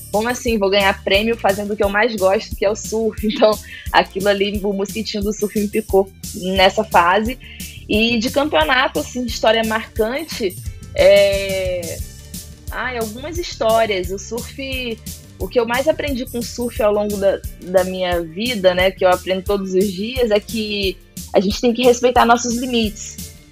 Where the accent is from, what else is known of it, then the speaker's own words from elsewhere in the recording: Itacaré, Bahia, Brazil; O surf entrou na minha vida, na minha infância ali, para pré-adolescência, em Tacaré, no litoral sul da Bahia.